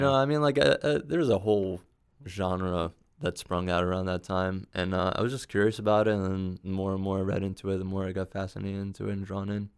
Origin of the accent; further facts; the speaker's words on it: New York City, New York, United States; moved away; also born or lived in Bronx; I was born in Manhattan. I, I, I spent some time in the Bronx when I was younger